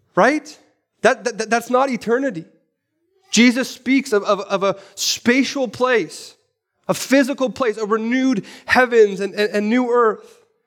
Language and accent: English; Vancouver, British Columbia, Canada; I'm from East Vancouver